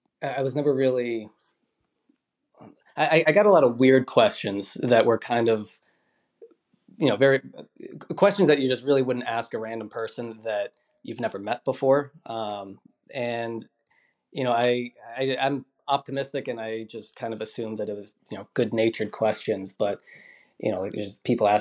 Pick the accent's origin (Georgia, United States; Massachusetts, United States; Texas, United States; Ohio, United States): Massachusetts, United States; Boston; now in Vermont, United States; I was born in Boston